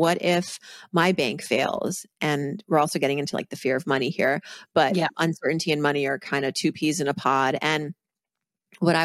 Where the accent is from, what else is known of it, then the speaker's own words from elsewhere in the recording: Massachusetts, United States; growing up on the East Coast in Massachusetts